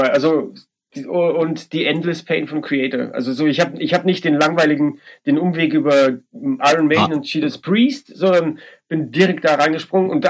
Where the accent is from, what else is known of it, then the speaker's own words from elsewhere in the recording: Bavaria, Germany; Leben in Passberg, das war der diese, diese kleine Ort in Bayern, in der Oberpfalz, wo ich groß geworden bin, war ja alles andere als wild.